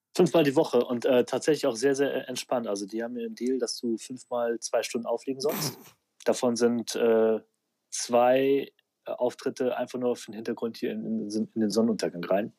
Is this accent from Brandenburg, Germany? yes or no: no; Aachen, North Rhine-Westphalia, Germany; moved away as an adult; now in Düsseldorf, Germany; Ich bin eigentlich Aachener, aber seit, äh, seit wann bin ich in Düsseldorf? Ich glaube 2006